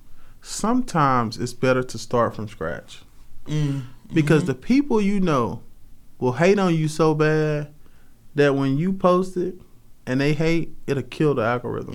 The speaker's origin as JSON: {"language": "English", "town": "Rocky Mount", "region": "North Carolina", "country": "United States", "tie": "born or raised there", "moved": "yes", "said": "I grew up in Rocky Mount, North Carolina."}